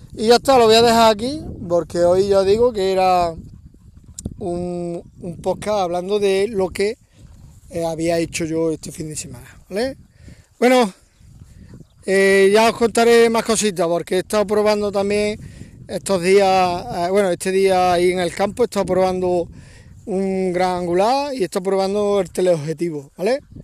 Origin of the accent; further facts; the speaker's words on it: Córdoba, Andalusia, Spain; now in Valle de los Pedroches, Spain; yo soy de Córdoba, Córdoba capital, aunque llevo eh, bastantes años viviendo en un pueblecito muy pequeño del Valle de los Pedroches